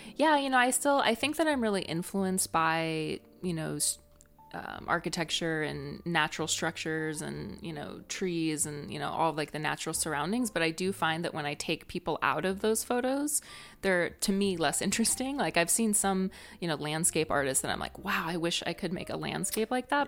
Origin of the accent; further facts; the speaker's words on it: Northwest Ohio, United States; also born or lived in San Francisco; now in Savannah, United States; where I'm from is a small town in Northwest Ohio